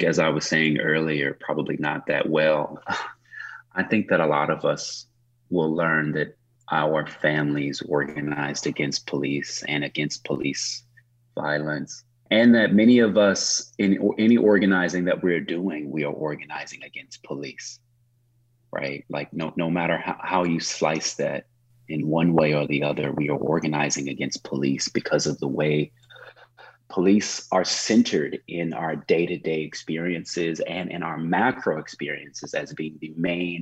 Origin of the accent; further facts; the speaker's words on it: Oklahoma, United States; now in Oakland, United States; he and I grew up in Oklahoma